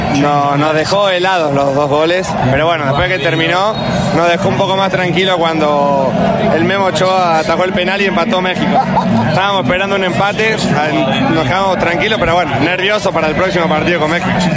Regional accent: Córdoba, Argentina; soy de Córdoba, Argentina

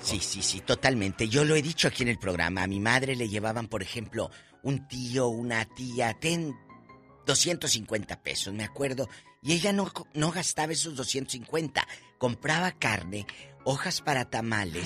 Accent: Matamoros, Tamaulipas, Mexico; moved away; mi tierra, ahí en el parque industrial, de Matamoros

